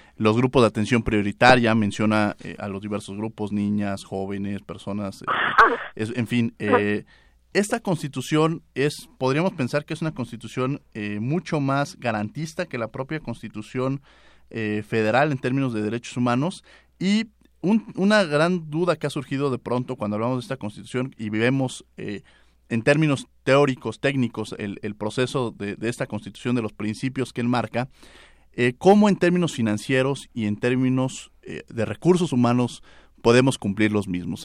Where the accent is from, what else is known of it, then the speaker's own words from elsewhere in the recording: Mexico; also born or lived in Mexico City; como mexicanos, independiente a la profesión que nos dedicamos, vivimos en un país como México